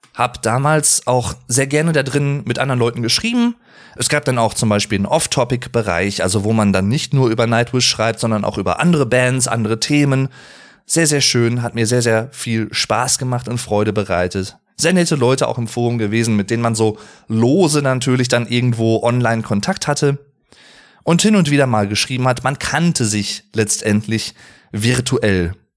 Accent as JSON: {"language": "German", "town": "Arnsberg", "region": "North Rhine-Westphalia", "country": "Germany", "said": "ich komme auch aus Arnsberg"}